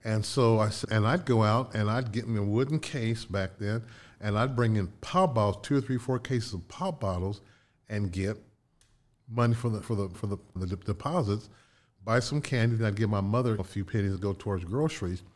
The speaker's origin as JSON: {"language": "English", "town": "Connersville", "region": "Indiana", "country": "United States", "tie": "born or raised there", "also_born_or_lived": "Chicago", "moved": "yes", "said": "My hometown growing up, Connersville, was called Little Detroit"}